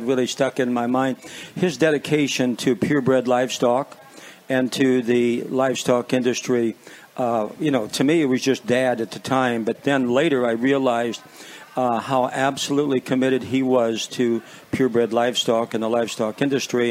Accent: Walnut, Illinois, United States; born and raised in Walnut, Illinois

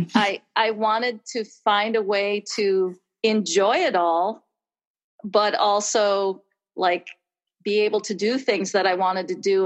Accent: Wisconsin, United States; moved away as an adult; also born or lived in California; I am from Wisconsin and kind of came back home

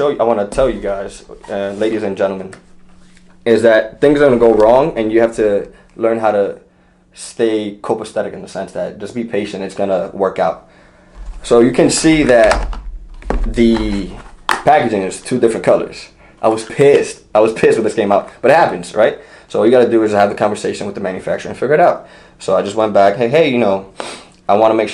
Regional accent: New York, United States; I'm from New York, and I got to see a lot, I was exposed to a lot

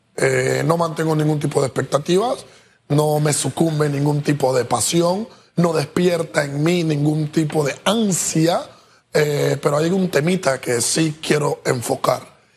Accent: Panama; nosotros como pueblo panameño

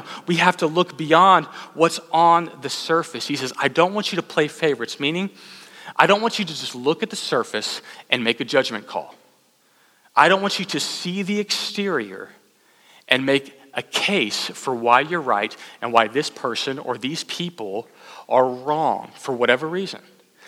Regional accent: Austin, Texas, United States; also born or lived in College Station, Texas; I was from Austin

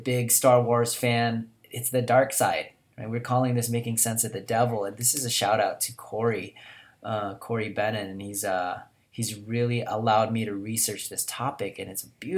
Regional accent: Philippines; I'm Filipino

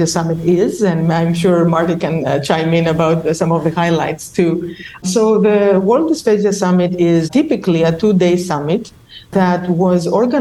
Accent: Crete, Greece; moved away as an adult; also born or lived in Ohio, United States / Wisconsin, United States / Illinois, United States / New York, United States; now in West Lafayette, United States; I'm talking to you from the beautiful island of Crete, where I come from.

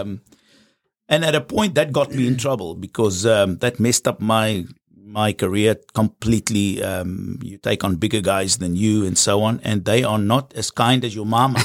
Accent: South Africa; I'm from South Africa

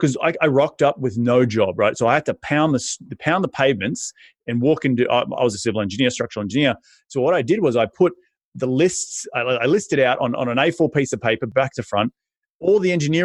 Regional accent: Australia; moved away as an adult; now in United States; I'm originally from Aussie and moved up to the United States in 2012

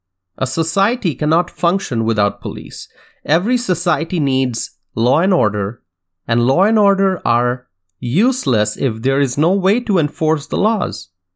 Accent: Wisconsin, United States; In my home state of Wisconsin, riots and looting have caused devastation on State Street near downtown Madison.

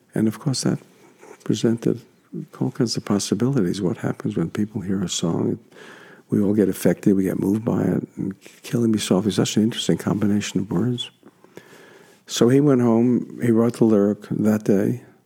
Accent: New York City, New York, United States; my hometown

